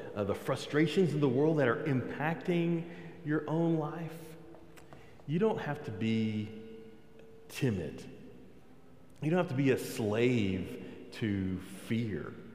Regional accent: Texas, United States; I'm from Texas

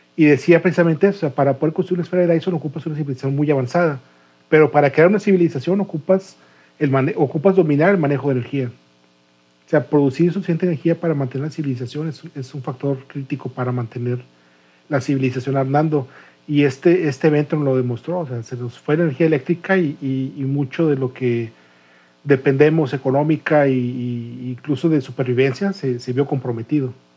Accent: Monterrey, Nuevo León, Mexico; como Regio que no había probado el frío de, menos 7 grados

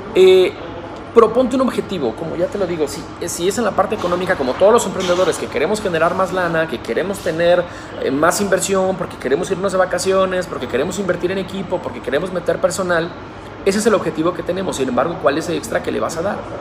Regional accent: Guadalajara, Jalisco, Mexico; hoy me regreso a mi ciudad natal, a la ciudad de Guadalajara

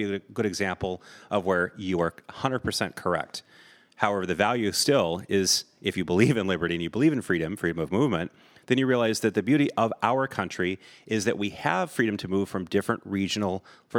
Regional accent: Vermont, United States; born there; now in California, United States; So it's like, I was born in Vermont. I left. I never looked back.

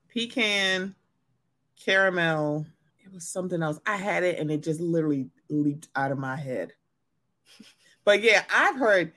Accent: Maryland, United States; I'm from Maryland, so a lot of people say dog.

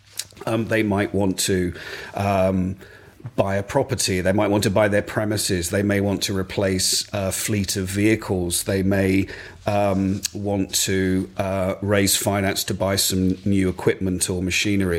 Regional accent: Essex, East of England, United Kingdom; also born or lived in Ipswich / Cambridge / Hong Kong / London; now in Suffolk, United Kingdom; I'm very much an East Anglian boy. I grew up in Essex.

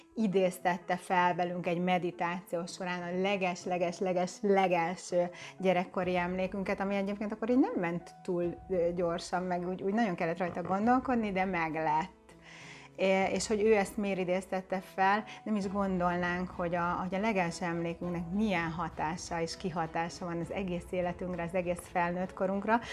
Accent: Zebegény, Pest, Hungary; also born or lived in Budapest; Én Budapesten születtem, de nagyon pici baba voltam, amikor kiköltöztünk Zebegénybe, a Dunakanyarba

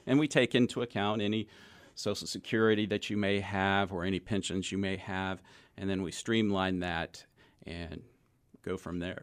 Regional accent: Texas, United States; also born or lived in Knoxville, Tennessee / California; I'm originally from Knoxville, Tennessee, but I grew up in Texas

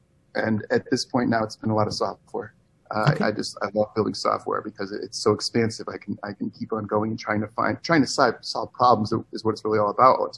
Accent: Ansonia, Connecticut, United States; moved away; also born or lived in Las Vegas / New York City; I grew up in Connecticut, in a small town called Ansonia, right outside New Haven.

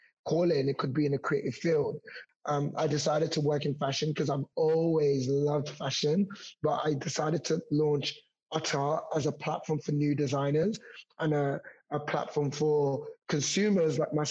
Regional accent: London, United Kingdom; I actually grew up in Hackney. So I grew up in Hoxton in East London.

